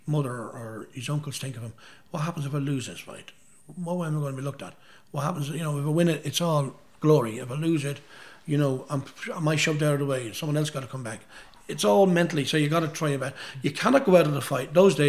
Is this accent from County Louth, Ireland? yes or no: yes; Dundalk, County Louth, Ireland; at a wedding in Dundalk, my hometown.